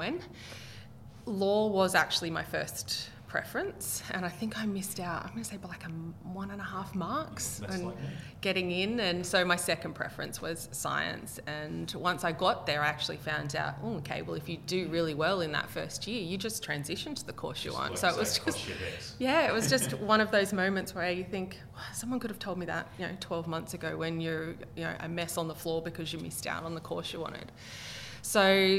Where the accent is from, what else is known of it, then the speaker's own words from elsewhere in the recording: Gunnedah, New South Wales, Australia; moved away as an adult; also born or lived in Queensland; I grew up in Gunnedah, New South Wales. Okay. So I did all of my schooling there